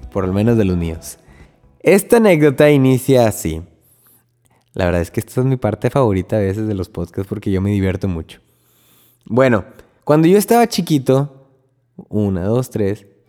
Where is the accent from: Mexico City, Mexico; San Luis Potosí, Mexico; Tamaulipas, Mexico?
Tamaulipas, Mexico; Río Bravo; moved away as an adult; now in Corpus Christi, United States; yo soy de Río Bravo, Tamaulipas, y estoy aquí en casa de mis papás, mi casa